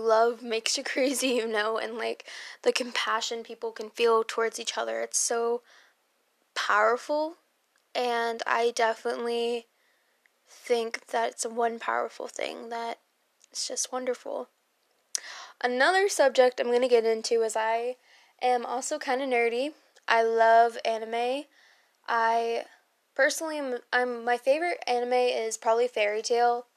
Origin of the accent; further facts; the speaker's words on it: Maryland, United States; I am born and raised in Maryland.